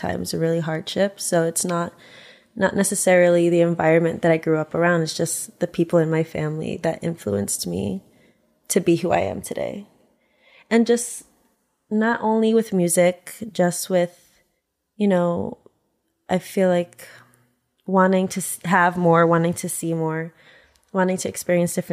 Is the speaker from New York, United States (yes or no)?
yes; New York City, New York, United States; moved away as an adult; now in Los Angeles, United States; growing up in New York